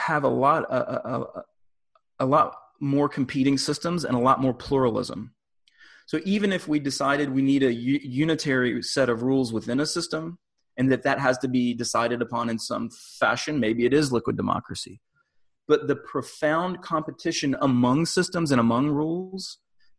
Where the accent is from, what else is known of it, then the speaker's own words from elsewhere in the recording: United States; I am an American living in the US